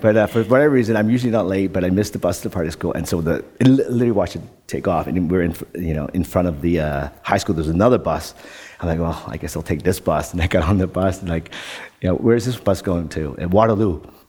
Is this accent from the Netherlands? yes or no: yes; Netherlands; English is a second language; moved away; also born or lived in Canada; When I grew up in Holland, we had two TV stations, and the program didn't start until 10 o'clock or 9 o'clock or something in the morning.